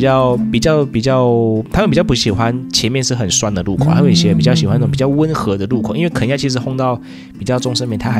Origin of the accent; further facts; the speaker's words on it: Taiwan; 像我台湾人吃面，喜欢吃汤面的话